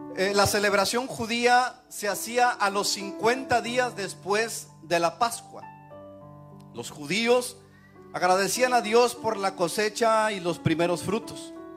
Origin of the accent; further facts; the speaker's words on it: Mexico; now in United States; nosotros como mexicanos